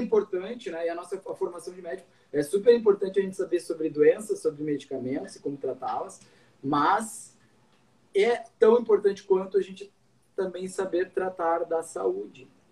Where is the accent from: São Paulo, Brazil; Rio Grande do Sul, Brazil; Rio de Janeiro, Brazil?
Rio Grande do Sul, Brazil; Cruz Alta; moved away as an adult; also born or lived in Santa Maria; now in Porto Alegre, Brazil; Eu sou de Cruz Alta, do interior, fiz minha faculdade na Universidade Federal de Santa Maria